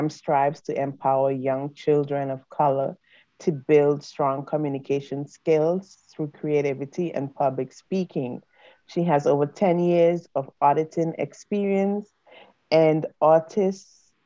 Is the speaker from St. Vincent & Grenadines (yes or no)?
yes; St. Vincent & Grenadines; I'm from the Caribbean, I'm from St. Vincent